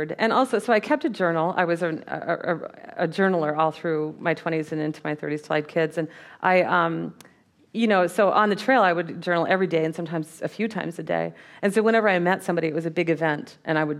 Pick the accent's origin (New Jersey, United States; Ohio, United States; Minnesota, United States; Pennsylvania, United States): Minnesota, United States; I grew up in Minnesota.